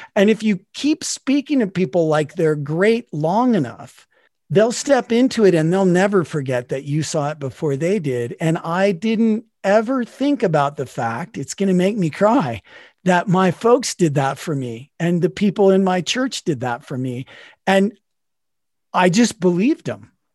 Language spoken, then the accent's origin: English; Salt Lake City, Utah, United States; I grew up in Salt Lake City, Utah